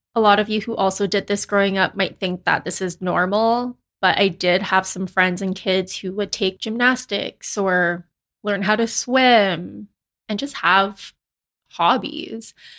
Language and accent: English; Canada; they immigrated to Canada, and then they had me